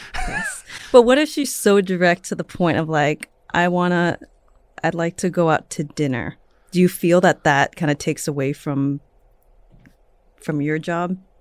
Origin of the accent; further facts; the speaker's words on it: San Francisco, California, United States; now in Los Angeles, United States; I'm from the Bay Area